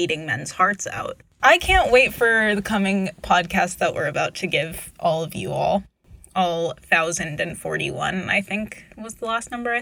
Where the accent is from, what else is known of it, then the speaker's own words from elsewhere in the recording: Charleston, South Carolina, United States; moved away; my hometown's local aquarium, the Charleston, South Carolina Aquarium.